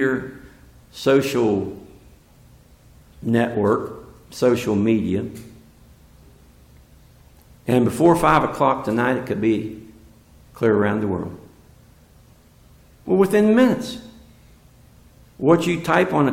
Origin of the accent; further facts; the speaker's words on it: West Virginia, United States; I'm from West Virginia